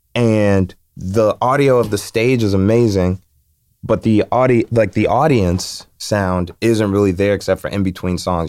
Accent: Chicago, Illinois, United States; I'm from Chicago.

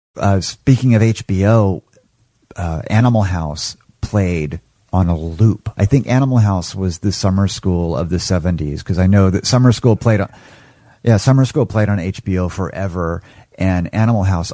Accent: Oklahoma, United States; I grew up in Oklahoma

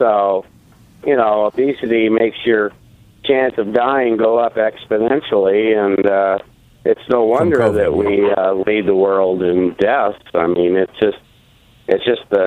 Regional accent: United States; being an American

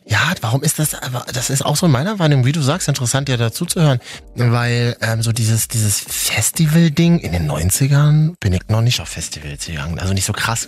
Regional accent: Berlin, Germany; ich komme aus Berlin

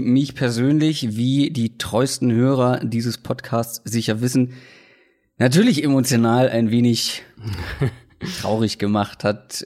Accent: Hamburg, Germany; moved away; wie war es denn überhaupt in meiner Heimatstadt

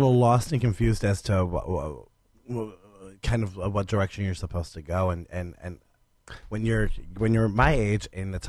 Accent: Stark County, Ohio, United States; also born or lived in Columbus, Ohio; in my hometown in Stark County

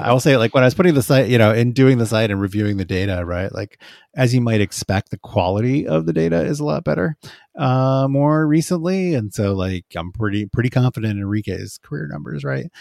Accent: Phoenix, Arizona, United States; moved away; I'm from Phoenix, uh, I went to, like, junior high school and high school there

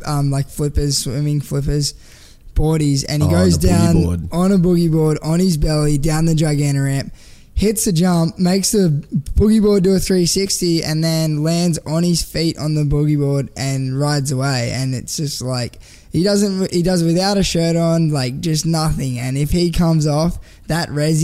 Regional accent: Canberra, Australian Capital Territory, Australia; now in Gold Coast, Australia; I grew up in Canberra and I was always running amok in Canberra

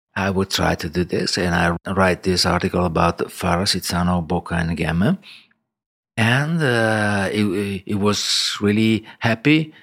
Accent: Milan, Lombardy, Italy; I was born in Milan in, in, uh, nineteen sixty-two.

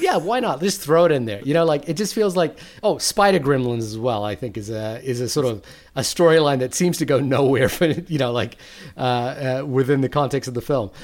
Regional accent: New Zealand; I'm from New Zealand.

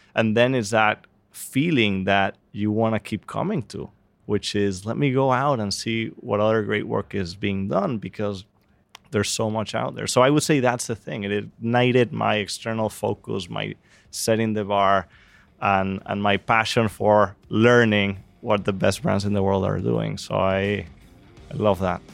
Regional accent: Venezuela; moved away; I'm from Venezuela

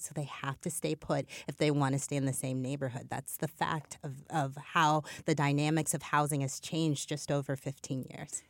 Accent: Midwest, United States; I'm a Midwesterner

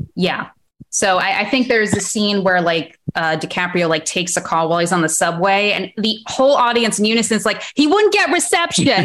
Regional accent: Sudbury, Massachusetts, United States; I grew up in Massachusetts

